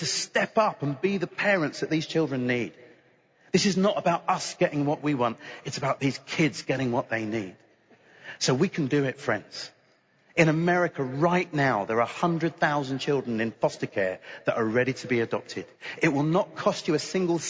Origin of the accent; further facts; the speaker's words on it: United Kingdom; I'm British